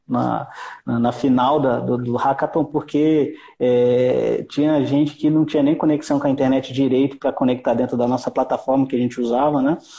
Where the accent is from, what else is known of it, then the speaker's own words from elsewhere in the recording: Brazil; aqui no Brasil